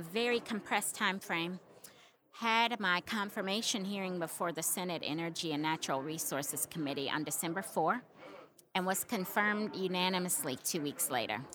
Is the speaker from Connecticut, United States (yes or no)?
no; Little Rock, Arkansas, United States; how proud I am to be from Little Rock, how proud I am to be from Arkansas